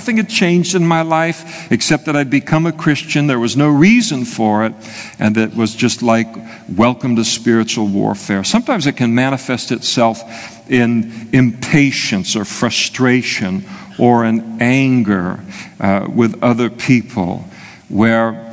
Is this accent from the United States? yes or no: no; Scotland, United Kingdom; I'm a Scot